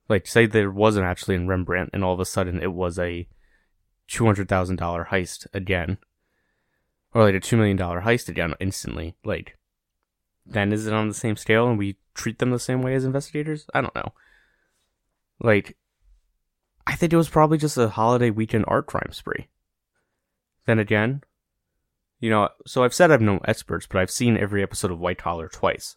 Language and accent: English; United States; as an American